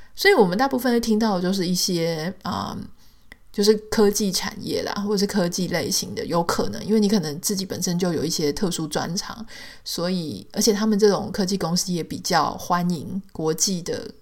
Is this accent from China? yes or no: no; Taiwan; moved away as an adult; now in United States; 比方说在台湾，我有我的出生地，我有我的学校，我有我的同学，我有我的朋友，我的工作的轨迹，我的各种身份就是在里面